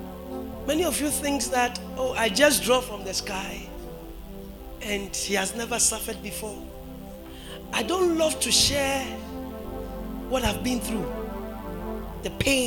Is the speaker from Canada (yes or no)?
no; Brakwa, Central Region, Ghana; my hometown, my father's hometown, Brakwa